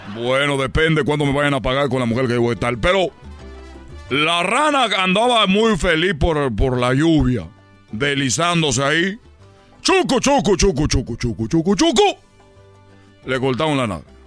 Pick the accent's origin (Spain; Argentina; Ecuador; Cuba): Cuba; now in Mexico; cuando llegué yo de, la isla, de Cuba